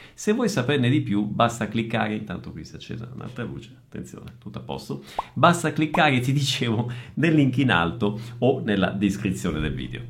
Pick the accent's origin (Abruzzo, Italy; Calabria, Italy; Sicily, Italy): Sicily, Italy; Messina; moved away; also born or lived in Northern Italy; da meridionale, quindi da siciliano, quindi io sono un italiano del Sud nato a Messina, però ho vissuto circa 15 anni al Nord e circa 15 anni al Sud